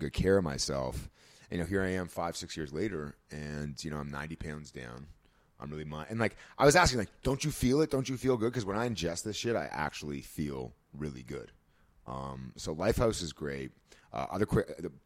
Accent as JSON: {"language": "English", "town": "Toronto", "region": "Ontario", "country": "Canada", "tie": "born or raised there", "said": "I grew up in Toronto"}